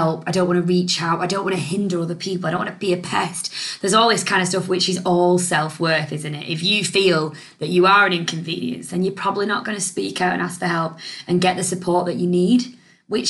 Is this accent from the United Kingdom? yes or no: yes; United Kingdom; we're British